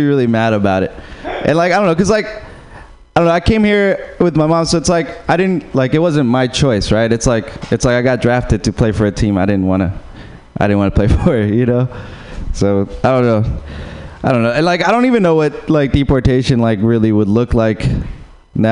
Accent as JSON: {"language": "English", "country": "Uruguay", "moved": "yes", "said": "Yeah, I'm from Uruguay"}